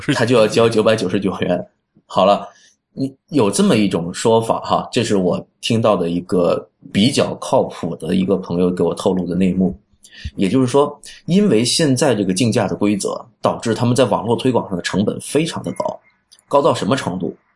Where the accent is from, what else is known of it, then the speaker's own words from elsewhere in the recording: China; 我们中国人老百姓很多人都还在使用百度